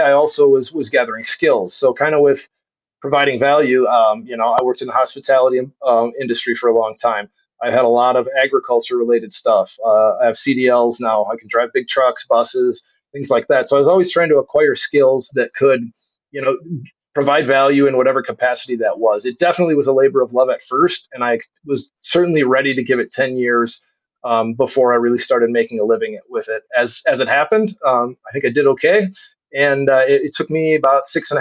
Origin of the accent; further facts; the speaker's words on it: Pittsville, Wisconsin, United States; moved away; also born or lived in Rochester, Minnesota; Grew up in Pittsville, Wisconsin.